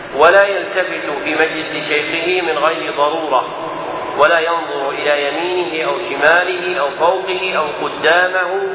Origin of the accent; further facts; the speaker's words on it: Najd, Saudi Arabia; عندنا في نجد